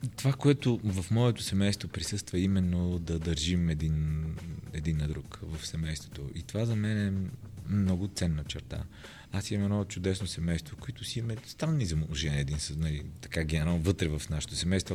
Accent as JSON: {"language": "Bulgarian", "town": "Roman", "region": "Vratsa Province", "country": "Bulgaria", "tie": "born or raised there", "said": "там съм роден, но съм израснал в Роман."}